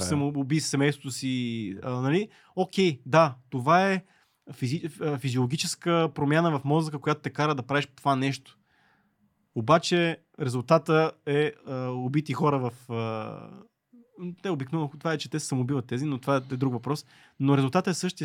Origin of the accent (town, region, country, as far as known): Bulgaria